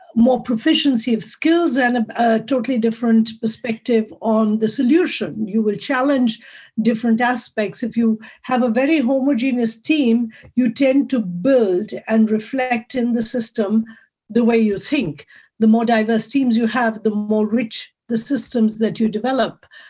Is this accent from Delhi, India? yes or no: no; Mumbai, Maharashtra, India; moved away as an adult; now in Zurich, Switzerland; I come originally from India, from the huge big city of Bombay, Mumbai today, and I moved to Switzerland 26 years ago.